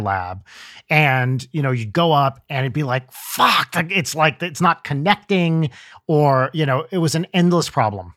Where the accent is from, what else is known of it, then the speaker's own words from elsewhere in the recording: New Jersey, United States; I grew up in North Jersey